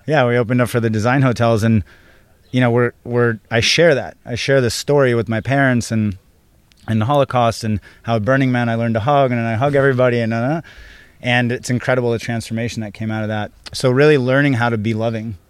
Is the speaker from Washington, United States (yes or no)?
no; San Diego, California, United States; also born or lived in Israel; I was born in Israel. I grew up in San Diego. I left when I was four years old